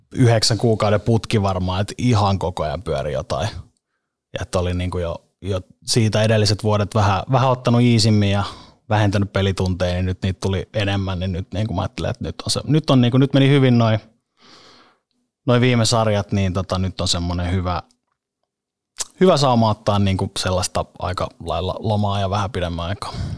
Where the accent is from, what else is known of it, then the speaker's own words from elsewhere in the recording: Helsinki, Uusimaa, Finland; also born or lived in Monaco; siellä, oli hyvä siellä oli hyvä kasvaa. Lauttasaaren kouluja käynyt ja, ja se on ollut sellainen niin kuin keskeinen paikka siellä viihtynyt ja asun edelleen